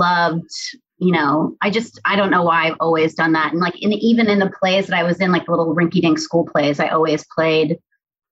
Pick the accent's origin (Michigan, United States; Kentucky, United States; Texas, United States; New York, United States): New York, United States; New York City; I was born and raised in New York City